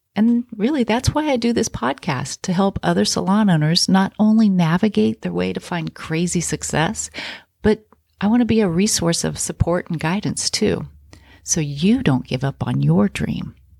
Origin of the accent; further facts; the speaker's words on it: Kansas, United States; I grew up in Kansas in a really small town